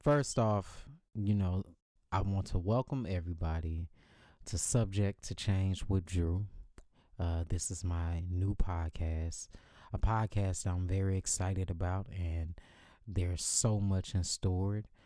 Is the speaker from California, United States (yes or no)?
no; Dallas, Texas, United States; moved away as an adult; now in Los Angeles, United States; I moved to Los Angeles about two years ago from my hometown of Dallas, Texas